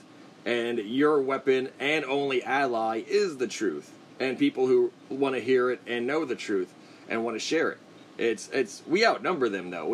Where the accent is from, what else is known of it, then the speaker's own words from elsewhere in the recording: United States; as an American